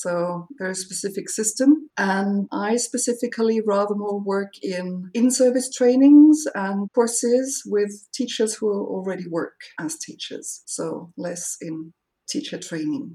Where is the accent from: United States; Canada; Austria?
Austria; I am from Austria